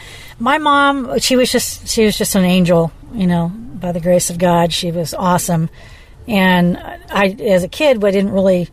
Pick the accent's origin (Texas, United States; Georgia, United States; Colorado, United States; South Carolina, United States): South Carolina, United States; Beaufort; born there; also born or lived in Cherry Point, North Carolina; I was born in Beaufort, South Carolina. I remember doing kindergarten age in Cherry Point, North Carolina.